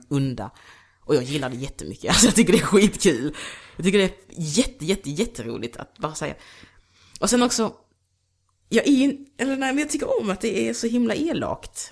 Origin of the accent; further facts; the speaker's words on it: Degeberga, Skåne, Sweden; moved away; also born or lived in Luanda, Angola / Kristianstad; Jag är uppvuxen i Degeberga. Så jag flyttade typ från Angola till Kristianstad, sen till Degeberga